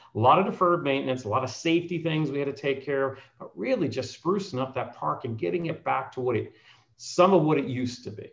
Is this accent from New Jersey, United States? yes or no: yes; New Jersey, United States; moved away; I grew up in New Jersey